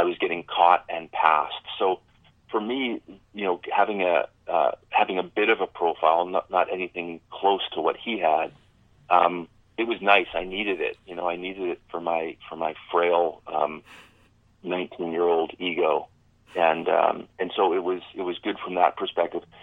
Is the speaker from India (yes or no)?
no; Medicine Hat, Alberta, Canada; as a kid growing up in Medicine Hat